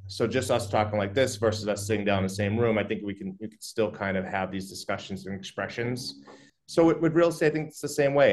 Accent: Methuen, Massachusetts, United States; also born or lived in Newburyport; I grew up in Methuen

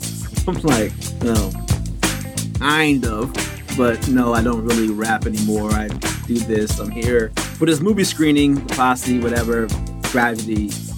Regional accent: Germany; growing up in Germany, I was just sort of removed from a lot of things unless they were mainstream.

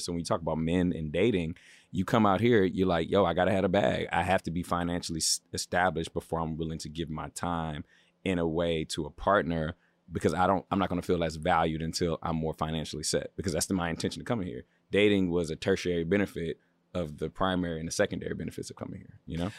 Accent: Baltimore, Maryland, United States; moved away as an adult; now in Los Angeles, United States; I'm from the East Coast. I'm from Baltimore.

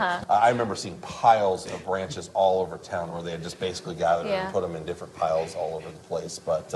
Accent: St. Paul, Minnesota, United States; I lived in St. Paul. I grew up in St. Paul at the time. I was in high school.

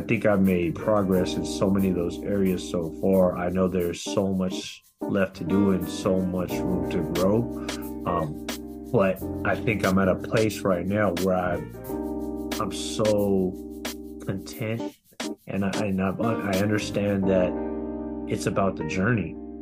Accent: Bay Area, California, United States; my hometown of the Bay Area

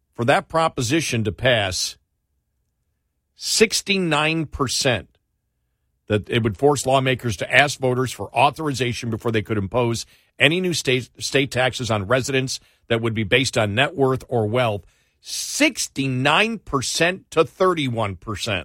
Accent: New York, United States; I grew up in New York

